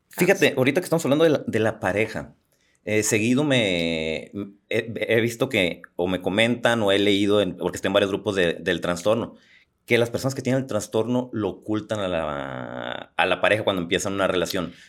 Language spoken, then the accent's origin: Spanish; Los Mochis, Sinaloa, Mexico; moved away; me fui a la ciudad de los mochis, de donde yo soy